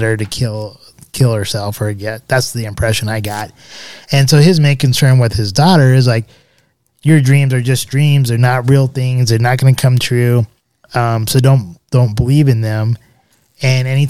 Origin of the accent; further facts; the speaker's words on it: Arvada, Colorado, United States; growing up in Arvada.